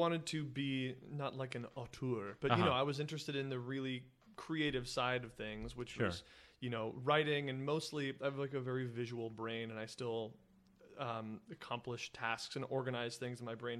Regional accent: Kansas City, Missouri, United States; I was really into football when I was a kid growing up in Kansas City.

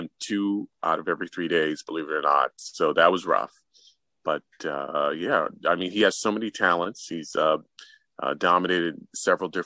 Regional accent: New York City, New York, United States; My parents are actually immigrants from Haiti, and I was born and raised in New York City, so they had me here

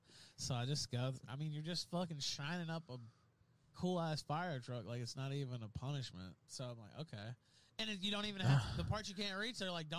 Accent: West Memphis, Arkansas, United States; It's my hometown, West Memphis, Arkansas.

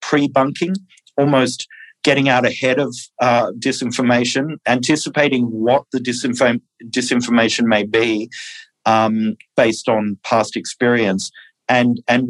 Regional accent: Australia; moved away; I'm originally from Australia

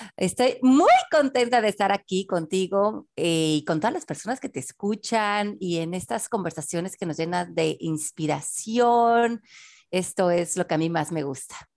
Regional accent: Mexico City, Mexico; nací en la Ciudad de México en 1970

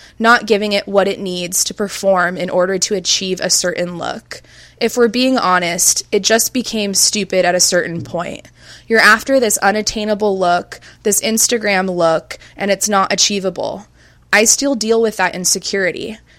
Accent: California, United States; Growing up in Orange County, California, thick just wasn't in. Thin was in.

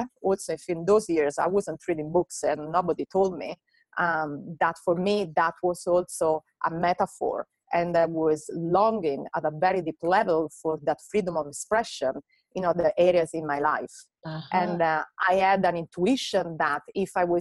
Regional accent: Italy; moved away as an adult; also born or lived in Hungary / London; I moved from Italy to Hungary. I studied circus there. And then from Hungary, while I was working also in an NGO, I went to London

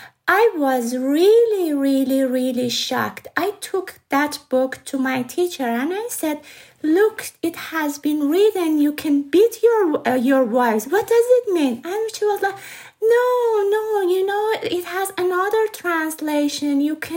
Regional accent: Iran; English is a second language; moved away as an adult; now in Dublin, Ireland; I'm from Iran

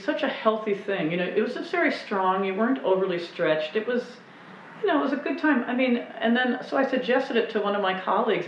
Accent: Minnesota, United States; moved away as an adult; also born or lived in Chicago; I'm from Minnesota

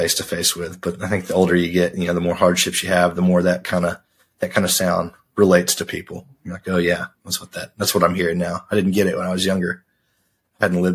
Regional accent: Arkansas, United States; I grew up in Arkansas

